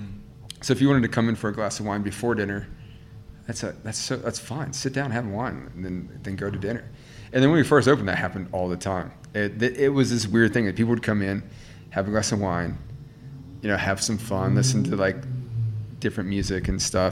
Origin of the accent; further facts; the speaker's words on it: the South, United States; moved away as an adult; also born or lived in New York, United States; now in Melbourne, Australia; I grew up in the South